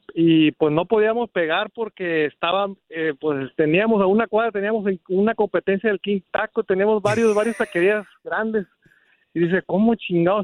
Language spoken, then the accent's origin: Spanish; Sinaloa, Mexico; now in Los Angeles area, United States; como somos de Sinaloa